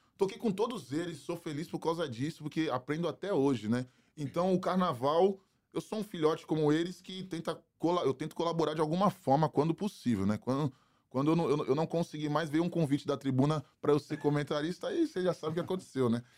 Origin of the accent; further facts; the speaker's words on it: Santos, São Paulo, Brazil; Eu também cresci ali muito, só que no Ouro Verde